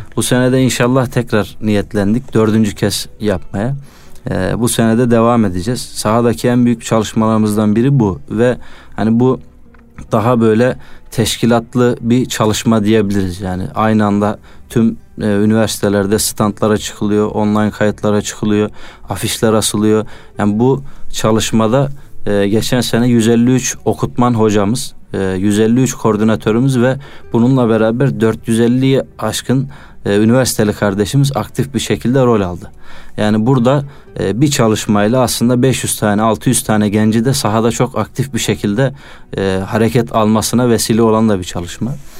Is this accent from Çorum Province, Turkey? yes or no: yes; Çorum, Çorum Province, Turkey; moved away as an adult; also born or lived in Konya; 95 Çorum doğumluyum